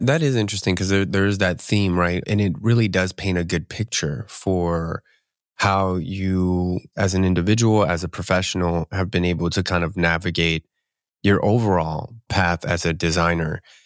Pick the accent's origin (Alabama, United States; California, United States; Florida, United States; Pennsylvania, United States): Pennsylvania, United States; outside of the Philadelphia area; moved away as an adult; now in Seattle, United States; I'm actually from the East Coast, so I'm, I'm right right out uh, outside of the Philadelphia area, and moved